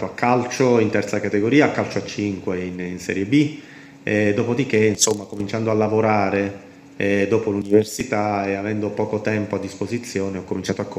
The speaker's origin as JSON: {"language": "Italian", "town": "Potenza", "region": "Basilicata", "country": "Italy", "said": "sono, sono, di origini lucane, sono di Potenza, orgogliosamente lucano, anche se a Potenza ci ho vissuto un, solo una parte della mia vita eh, per via del lavoro di, del mio papà"}